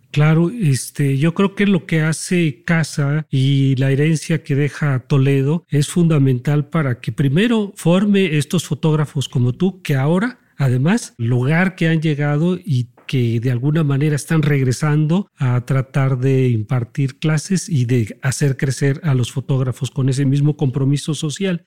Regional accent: Mexico; nosotros como mexicanos y como fotógrafos

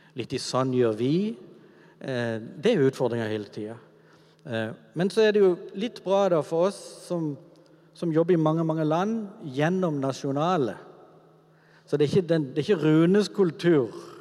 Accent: Kvinesdal, Agder, Norway; min oppvekst er egentlig veldig sånn normal i gata hjemme i Kvinesdal med de gutta som bodde

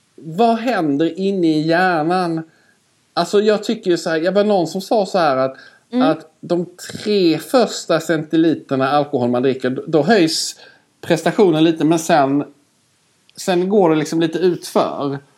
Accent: Skåne, Sweden; accent: Scanian (skånska); jag pratar alltid skånska med Skåne. Hör du att jag pratar mer skånska nu också

